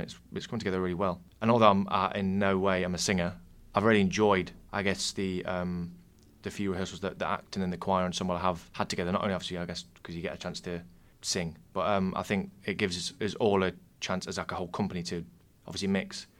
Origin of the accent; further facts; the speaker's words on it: Nottingham, East Midlands, United Kingdom; also born or lived in the north of England; I moved down here when I was very young, so I kind of I cast Nottingham as my hometown